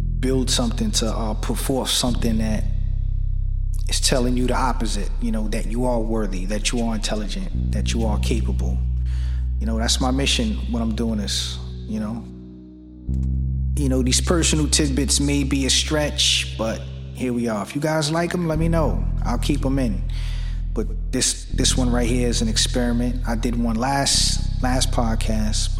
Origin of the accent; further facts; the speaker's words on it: New York City, New York, United States; now in Pennsylvania, United States; I'm from Brooklyn, New York, but I live in Pennsylvania.